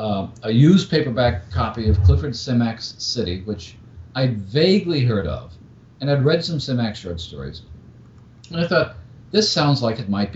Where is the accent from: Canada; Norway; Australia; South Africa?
Australia; growing up in Australia, finding bookshops, finding things that might have been in print 10 or 20 or 30 years after their original appearance